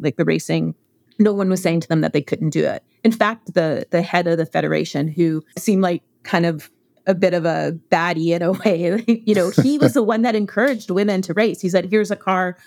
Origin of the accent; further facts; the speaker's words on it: Canada; I grew up in Canada.